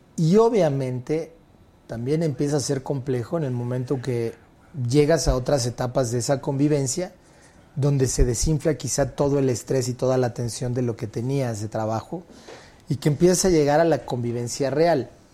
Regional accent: Mexico; el humor tan negro que luego tenemos los mexicanos

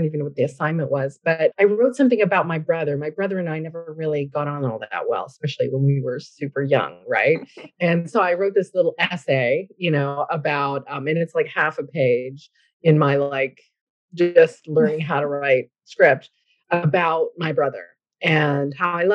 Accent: Newfoundland and Labrador, Canada; moved away as an adult; now in Ottawa, Canada; But I'm originally from a small fishing village in rural Newfoundland.

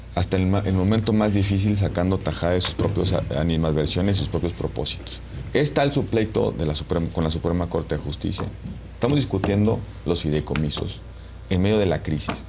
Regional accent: Mexico; como mexicano

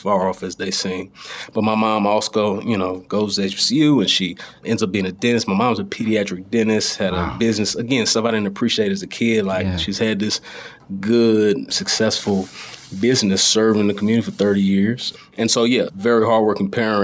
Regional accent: DeSoto, Texas, United States; I grew up in a suburb south of Dallas, so in DeSoto, and that's where I currently live

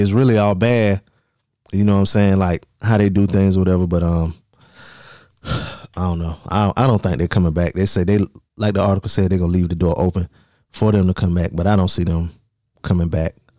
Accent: Darlington, South Carolina, United States; that's my hometown for y'all listening that ain't from around here. Darlington, South Carolina

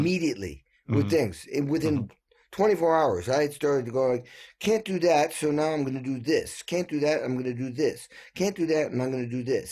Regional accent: New England, United States; I grew up in New England and like an old dairy farm

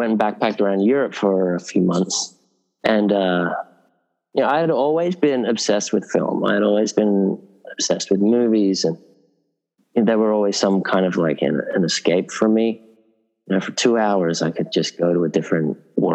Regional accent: Sydney, New South Wales, Australia; moved away as an adult; also born or lived in England; a kid growing up in Northern Beaches in Sydney

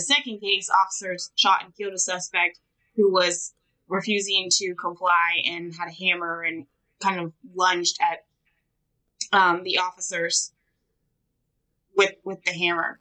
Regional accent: California, United States; also born or lived in San Francisco; now in Georgia, United States; I'm from California

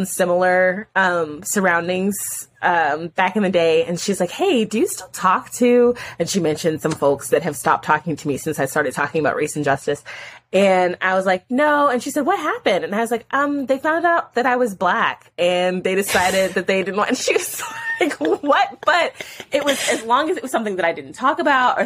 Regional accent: United States; as an American Christian

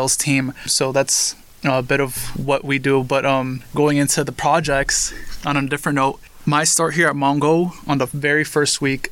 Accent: New York City, New York, United States; I was born and raised in Queens, New York. So I'm a New York native

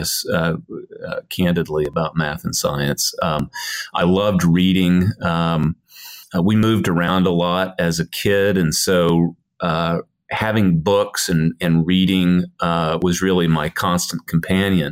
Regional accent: Broken Arrow, Oklahoma, United States; moved away; I was born and raised here in Oklahoma, so it's nice to be back home for a little while.

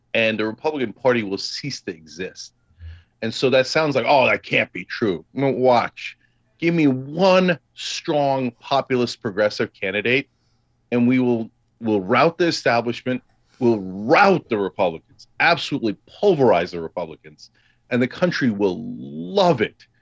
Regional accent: Freehold, New Jersey, United States; I partly grew up in Freehold, and he grew up on Randolph Street, and I grew up on Randolph Road

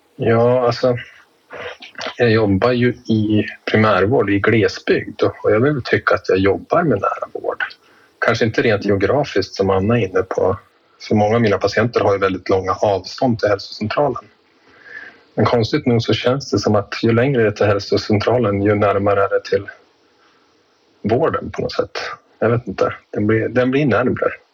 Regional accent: Jämtland, Sweden; jag är född och uppväxt i Jämtland och härstammar ifrån bygden där jag arbetar

